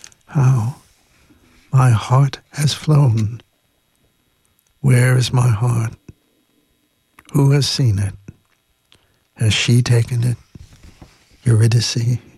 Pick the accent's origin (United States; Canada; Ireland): Ireland; Unfortunately, I cannot read the Irish, and I should be ashamed of myself as an Irish person.